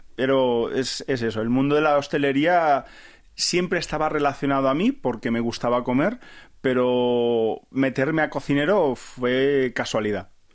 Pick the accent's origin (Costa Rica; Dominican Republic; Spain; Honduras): Spain; a small town near Barcelona, Catalonia; moved away as an adult; also born or lived in Empordà, Girona; now in South Korea; yo soy de Barcelona, de un pueblecito cerca de Barcelona